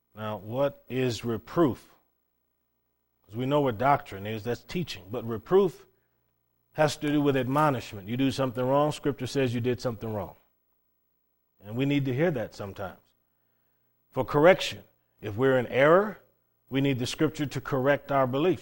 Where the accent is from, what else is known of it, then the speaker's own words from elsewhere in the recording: Cleveland, Ohio, United States; moved away as an adult; also born or lived in Okinawa, Japan; growing up in Cleveland, Ohio